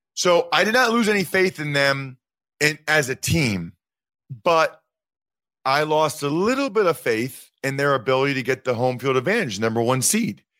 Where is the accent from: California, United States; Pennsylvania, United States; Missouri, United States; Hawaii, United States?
Pennsylvania, United States; Reading; I'm from Reading, Pennsylvania